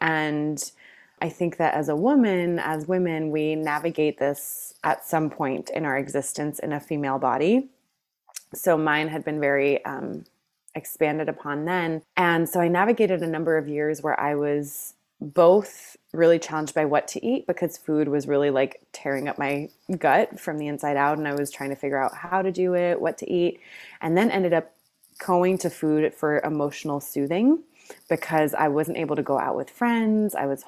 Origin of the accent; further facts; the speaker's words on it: Greece; And I grew up in Greece for a number of years in my life, and a lot of the culture there is just, like, fresh food and delightful food and gathering over food.